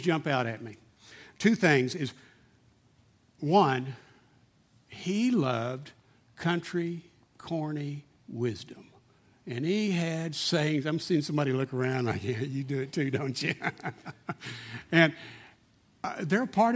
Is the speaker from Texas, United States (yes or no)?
yes; Odessa, Texas, United States; I grew up in Slodessa, and I didn't realize at the time it was a very bigoted city, typical small town in Texas, back in the 60s